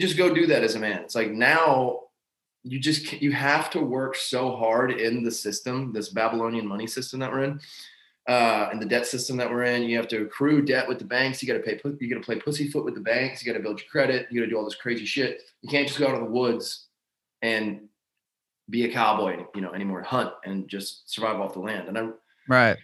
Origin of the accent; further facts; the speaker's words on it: Lancaster County, Pennsylvania, United States; now in Madison, Tennessee, United States; I grew up in Lancaster County by all the Amish people and understood slow country living and farming and that kind of lifestyle